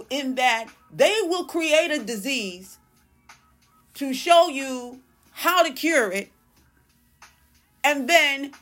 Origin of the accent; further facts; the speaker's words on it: New York City, New York, United States; I'm from New York. Maybe it's because I'm from Brooklyn